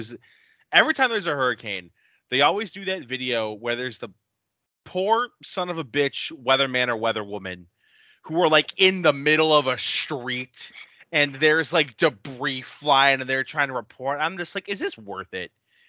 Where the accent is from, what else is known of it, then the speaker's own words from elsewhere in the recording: Ohio, United States; but I'm from the Midwest over here in Ohio.